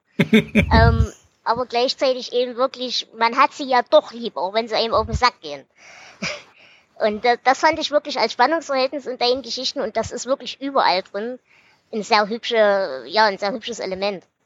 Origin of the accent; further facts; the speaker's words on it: Ore Mountains, Saxony, Germany; als Erzgebirgler ursprünglich